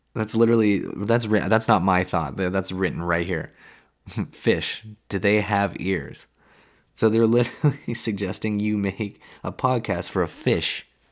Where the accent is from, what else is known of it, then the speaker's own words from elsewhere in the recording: West Coast of Canada, Canada; I'm from the West, I live on the West Coast.